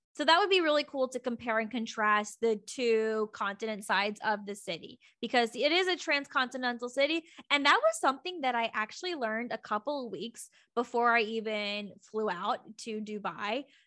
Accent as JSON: {"language": "English", "country": "United States", "said": "I'm American, so I use U S dollars"}